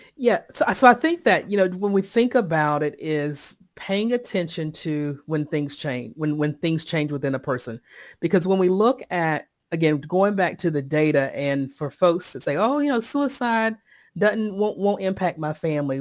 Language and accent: English; Sampson County, Eastern North Carolina, United States; now in Raleigh, United States; I live in Raleigh, North Carolina, but I was born and raised in Eastern North Carolina, Sampson County.